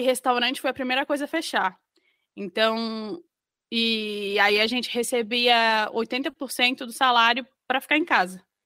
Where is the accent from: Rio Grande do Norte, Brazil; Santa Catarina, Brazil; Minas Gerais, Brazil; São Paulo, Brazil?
Santa Catarina, Brazil; Florianópolis; moved away as an adult; now in Northern Ireland, United Kingdom; eu sou de Florianópolis e aí eu fiz faculdade de moda, então, na UDESC